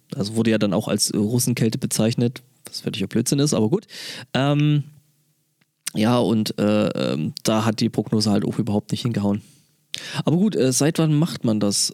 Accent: near Dorfchemnitz, Saxony, Germany; moved away; dann ist es eigentlich gar nicht mal so weit von da weg, wo ich herkomme, weil das ist neben Dorf Chemnitz

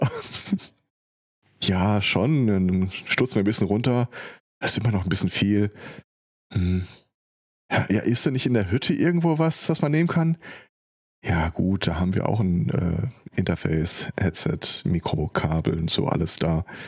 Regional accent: Ruhr area, North Rhine-Westphalia, Germany; hier bei uns im Ruhrgebiet

